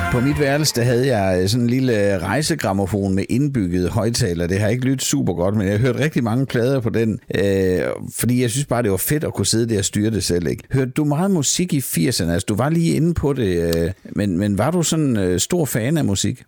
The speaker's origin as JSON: {"language": "Danish", "area": "Southern Jutland", "region": "Southern Denmark", "country": "Denmark", "moved": "yes", "lives_now": "Copenhagen, Denmark"}